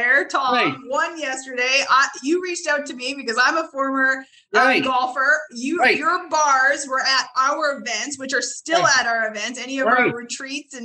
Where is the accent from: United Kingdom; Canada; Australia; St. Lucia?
Canada; now in Arkansas, United States; I'm originally from Canada. I live in Arkansas